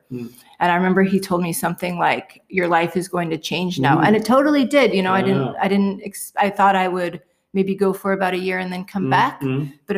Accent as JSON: {"language": "English", "town": "Boulder", "region": "Colorado", "country": "United States", "also_born_or_lived": "Seoul, South Korea / Ireland / London / Kenya", "moved": "as an adult", "lives_now": "Busan, South Korea", "said": "So I am from Boulder originally, but I've also spent some time. I lived in Ireland. I've lived in London. I've lived in Seoul and now Busan. And I've also lived in Kenya, Uganda, and Jordan. And Boulder is the place I've lived the longest, and I still consider it my home."}